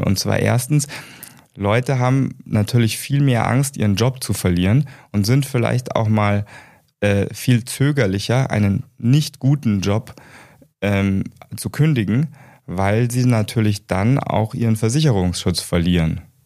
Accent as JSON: {"language": "German", "country": "Germany", "tie": "born or raised there", "also_born_or_lived": "United States", "said": "ich bin gebürtiger Amerikaner und ich bin direkt nach meinem deutschen Abitur"}